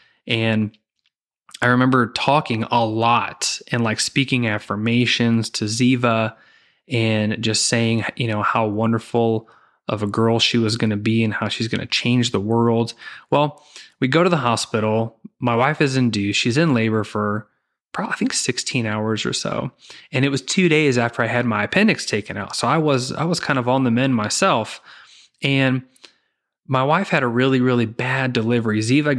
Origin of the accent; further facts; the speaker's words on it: Zion, Illinois, United States; And I grew up in Zion, Illinois, and lived there from, you know, second grade through graduating high school. And then I just moved to the total opposite end of the state. I moved down to Southern Illinois, where I attended college.